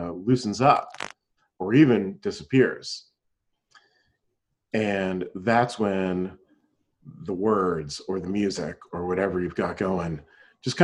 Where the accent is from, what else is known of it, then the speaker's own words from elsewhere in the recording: Pennsylvania, United States; moved away; I was playing in a band back in my hometown in Pennsylvania